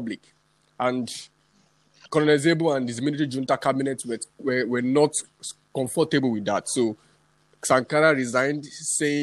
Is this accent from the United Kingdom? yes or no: no; Nigeria; I'm a Nigerian indigene